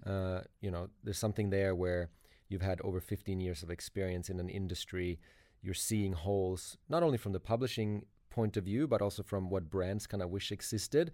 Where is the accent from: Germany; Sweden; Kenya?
Sweden; now in Sydney, Australia; I'm originally from Sweden